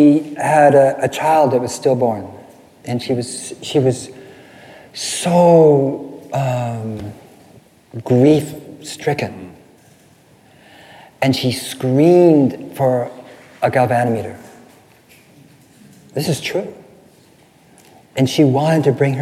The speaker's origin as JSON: {"language": "English", "region": "California", "country": "United States", "said": "I'm from California"}